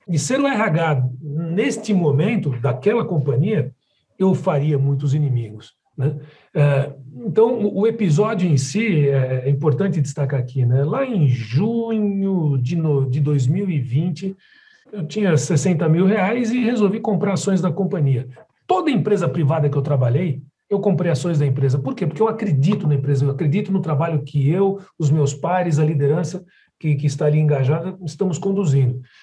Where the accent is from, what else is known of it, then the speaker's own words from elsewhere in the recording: São Paulo, Brazil; also born or lived in Rio de Janeiro; eu sou de São Paulo, moro num condomínio aqui em São Paulo com as minhas filhas